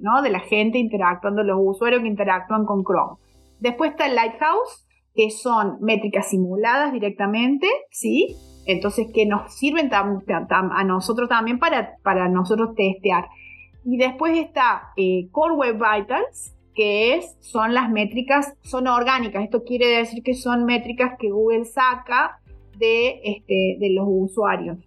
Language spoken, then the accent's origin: Spanish; Córdoba, Argentina; soy eh, de Córdoba, Argentina. Vivo actualmente en Córdoba, Argentina.